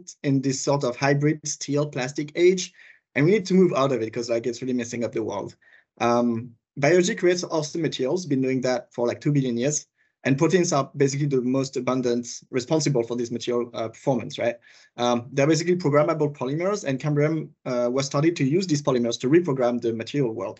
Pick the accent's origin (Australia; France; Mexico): France; accent: French; English is a second language; moved away as an adult; also born or lived in West Coast, United States / Switzerland; I'm originally from France, you might hear it from my accent